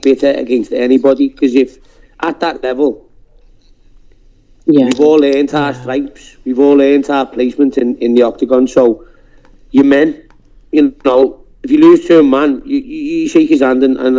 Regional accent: Liverpool, North West England, United Kingdom; accent: Scouse; I'm a Scouser. I've always lived here

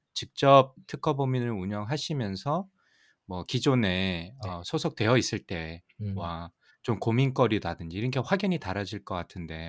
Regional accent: South Korea; moved away; 저도 사실 뭐 한국에서 자랐고

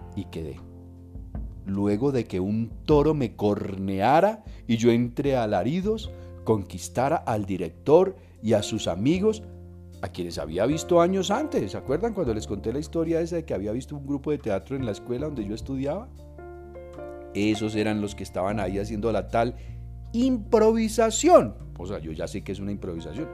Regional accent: Quimbaya, Quindío, Colombia; yo era el director del grupo del teatro del colegio. Durante cinco años, háganme el favor, semejante institución en Quimbaya

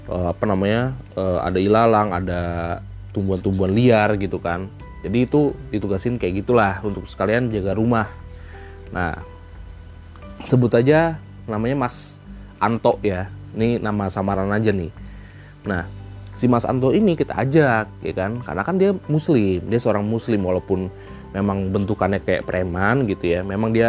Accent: Kediri, East Java, Indonesia; now in Jakarta, Indonesia; sama seperti gue yang terlalu sibuk di Jakarta dan kadang suka bener-bener kangen sama uh, kampung gue itu ada di Kediri Jawa Timur

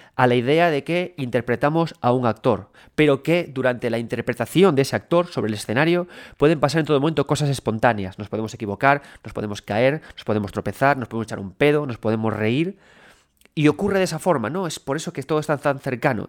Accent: Galicia, Spain; soy gallego

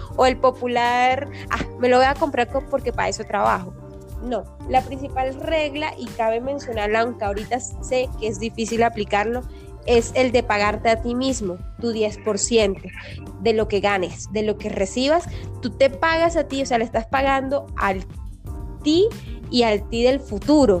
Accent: Caribbean coast of Colombia, Caribbean Region, Colombia; now in Bogotá, Colombia; yo soy una costeña en Bogotá

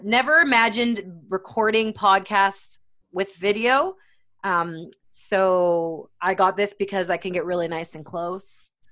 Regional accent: Canada; I am Canadian

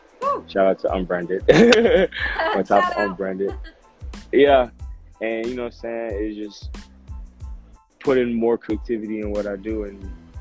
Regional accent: Orlando, Florida, United States; moved away; I'm from Orlando.

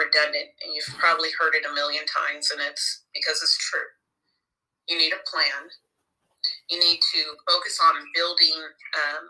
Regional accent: Sacramento, California, United States; also born or lived in Georgia; I'm originally from Sacramento, California

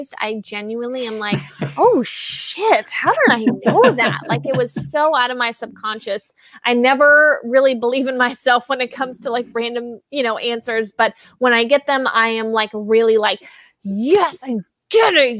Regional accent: College Station, Texas, United States; I'm from there, College Station, and the town right next to it is called Bryan, Texas. That's where I went to Bryan High School

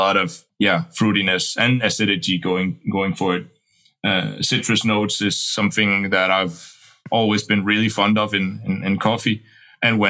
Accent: Aarhus, Central Denmark Region, Denmark; here in our hometown, Aarhus

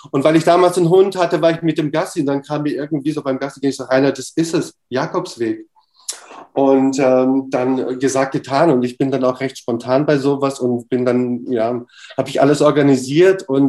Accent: Romania; born there; Ich bin in Rumänien geboren, also das schicke ich mal kurz vorab, ja.

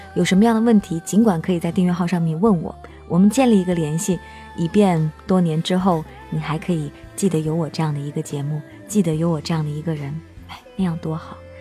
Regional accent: Henan, China; 我是河南的

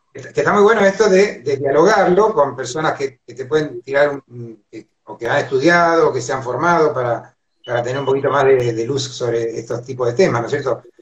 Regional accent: Argentina; nosotros los que somos argentinos

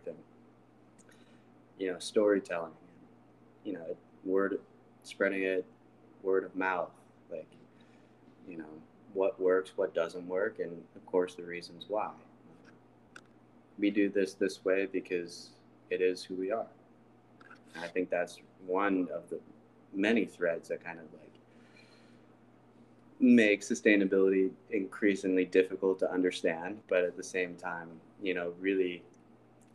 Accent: St. Louis, Missouri, United States; I'm from St. Louis. Like, that's, you know, the place that I would call home in a sense. That's what I know the most.

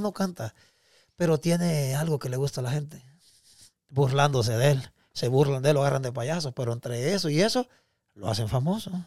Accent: Guatemala; moved away; also born or lived in Mexico; yo me siento orgulloso de ser guatemalteco

